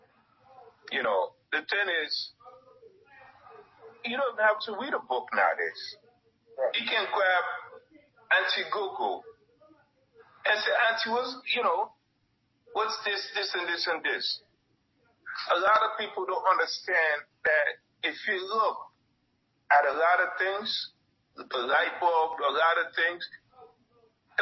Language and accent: English; United States; I grew up in America. I grew up in one of the roughest neighborhoods.